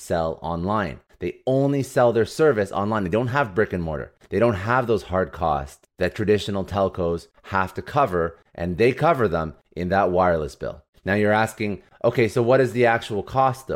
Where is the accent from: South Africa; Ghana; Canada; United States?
Canada; I'm from Canada